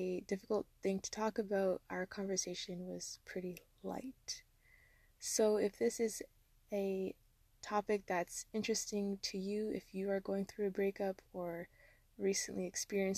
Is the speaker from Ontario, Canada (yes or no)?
yes; Ontario, Canada; I'm hailing from Ontario, Canada, with roots from Jamaica, West Africa, and India